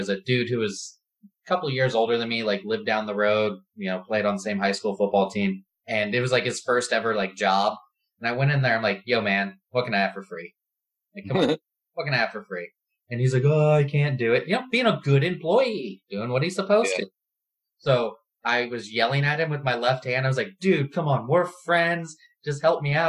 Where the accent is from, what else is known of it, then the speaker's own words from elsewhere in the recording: Northeast Ohio, United States; also born or lived in Akron, Ohio; I was born in Akron. I've lived, all around Northeast Ohio, but mostly spent most of my life in it